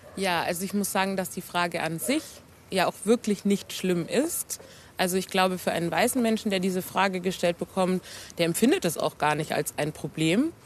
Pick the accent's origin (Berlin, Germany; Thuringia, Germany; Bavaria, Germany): Bavaria, Germany; Nuremberg; Ich bin hier in Nürnberg geboren und aufgewachsen.